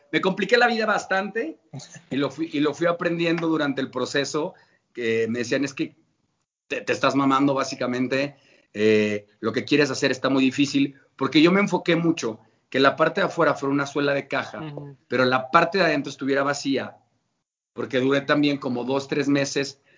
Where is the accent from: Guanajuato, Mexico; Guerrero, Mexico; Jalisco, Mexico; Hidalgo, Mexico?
Guanajuato, Mexico; León; como buen leonés